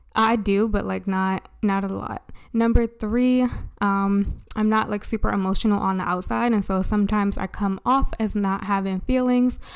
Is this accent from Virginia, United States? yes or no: no; Baltimore, Maryland, United States; I grew up in Baltimore